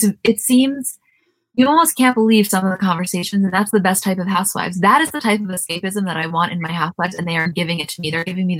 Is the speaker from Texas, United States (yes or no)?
no; New York, United States; even though we're from New York, we're not from